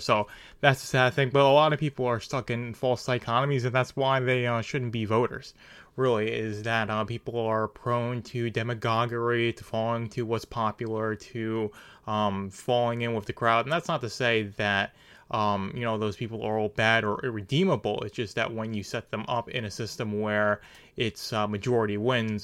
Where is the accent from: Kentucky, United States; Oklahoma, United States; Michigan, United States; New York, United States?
New York, United States; I'm from New York